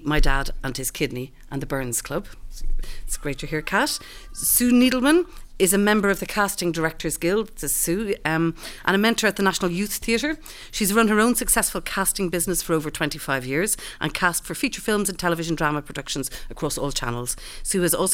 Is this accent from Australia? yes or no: no; Ireland; being Irish